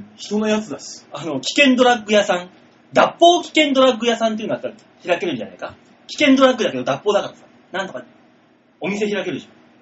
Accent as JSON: {"language": "Japanese", "region": "Shimane", "country": "Japan", "tie": "born or raised there", "moved": "yes", "said": "島根から来たから"}